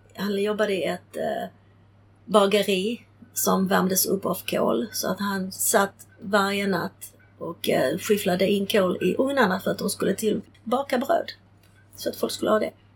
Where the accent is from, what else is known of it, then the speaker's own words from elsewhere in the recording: Sweden; Swedish is a second language; also born or lived in Prague, Czechoslovakia; jag är uppvuxen här så att för mig var det ju Sverige var mitt land